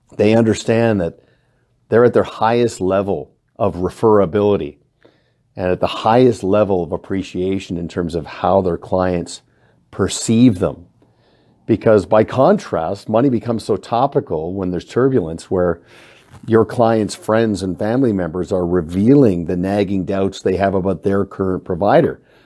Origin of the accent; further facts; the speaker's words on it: Canada; also born or lived in Kelowna; as a Canadian with many friends in the United States, we kinda get a two for one because our Thanksgiving occurs in October